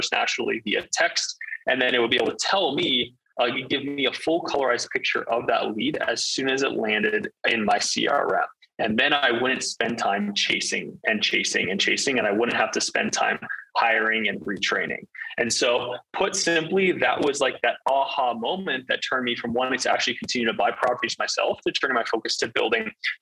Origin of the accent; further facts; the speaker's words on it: Northern Virginia, United States; moved away as an adult; I grew up in Northern Virginia for first 17, 18 years of my life.